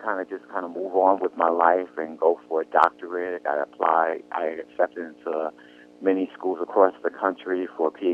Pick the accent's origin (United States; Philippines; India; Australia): United States; New York City, New York; also born or lived in New Jersey / Connecticut; I was born in Brooklyn, New York. I went to public school in the city of Brooklyn